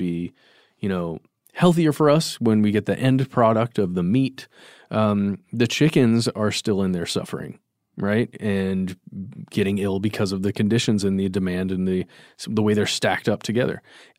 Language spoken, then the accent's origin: English; Cumming, Georgia, United States; I grew up in Cumming, as we've talked about before in the show.